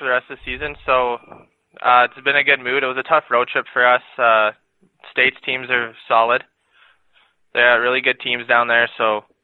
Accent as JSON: {"language": "English", "town": "Regina", "region": "Saskatchewan", "country": "Canada", "said": "I'm from Regina, Saskatchewan"}